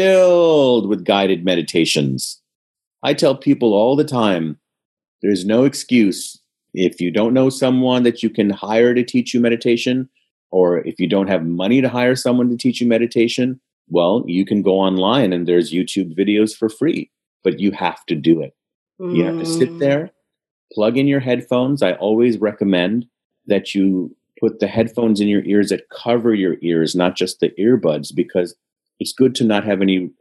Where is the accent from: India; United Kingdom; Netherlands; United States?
India; I'm Indian and my family's in India